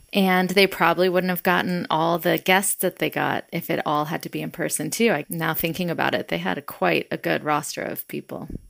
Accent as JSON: {"language": "English", "town": "Atlanta", "region": "Georgia", "country": "United States", "tie": "born or raised there", "said": "Growing up in the South, in Atlanta, Georgia, in the eighties"}